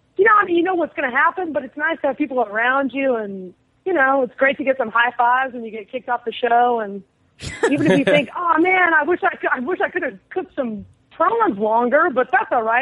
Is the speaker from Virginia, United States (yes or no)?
no; San Angelo, Texas, United States; now in Brooklyn, United States; My hometown is San Angelo